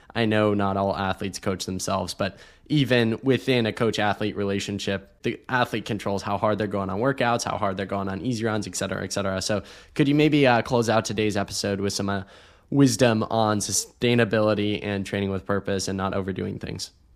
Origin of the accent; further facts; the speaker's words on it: Ohio, United States; now in Austin, United States; growing up in Ohio